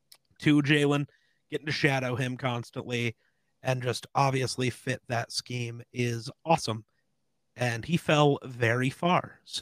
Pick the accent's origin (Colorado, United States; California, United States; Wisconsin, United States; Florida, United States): Colorado, United States; Denver; greater Denver area, and I'm a contrarian apparently because everyone loves the Broncos here